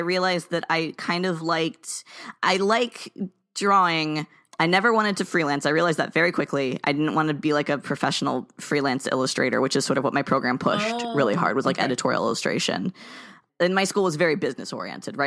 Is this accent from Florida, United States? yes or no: yes; South Florida, United States; I grew up in South Florida